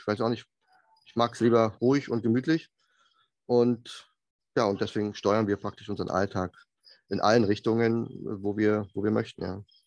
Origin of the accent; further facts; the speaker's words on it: Germany; also born or lived in south of Munich, Bavaria; als Deutscher